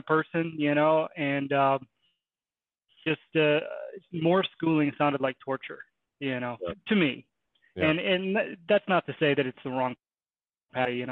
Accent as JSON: {"language": "English", "town": "Kenosha", "region": "Wisconsin", "country": "United States", "tie": "born or raised there", "said": "grew up in Kenosha, Wisconsin, Midwest"}